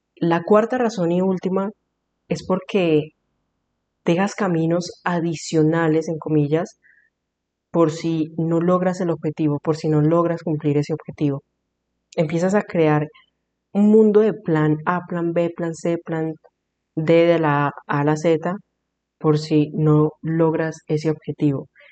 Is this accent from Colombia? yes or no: yes; Colombia; soy de Colombia